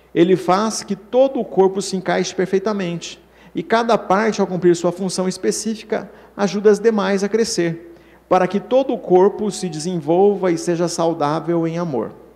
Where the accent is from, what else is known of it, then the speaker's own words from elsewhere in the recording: São Paulo, Brazil; todos nós aqui que somos de São Paulo